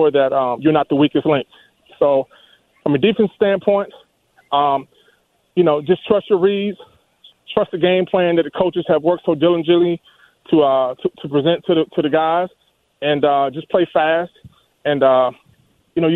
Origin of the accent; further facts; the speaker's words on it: Surry County, Virginia, United States; I'm from Surrey County